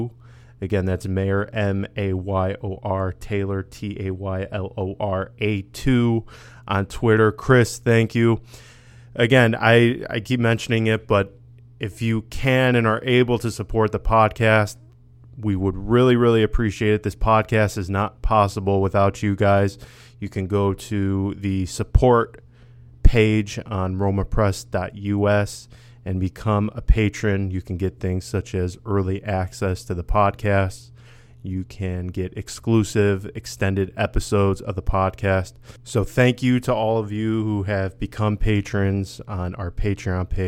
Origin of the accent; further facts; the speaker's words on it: near Verona, Veneto, Italy; moved away; I'm originally from Italy, very close to Verona